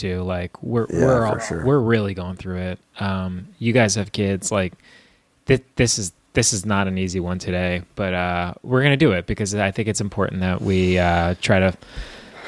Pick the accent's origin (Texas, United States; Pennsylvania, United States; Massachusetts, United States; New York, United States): New York, United States; Long Island; I grew up on Long Island too